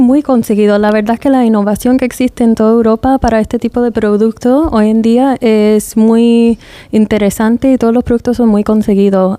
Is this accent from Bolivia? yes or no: no; United States; also born or lived in England; now in Spain; las dos somos de los Estados Unidos